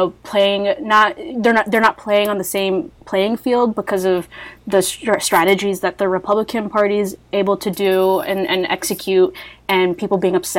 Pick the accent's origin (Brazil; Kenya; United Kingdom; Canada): Canada; I'm Canadian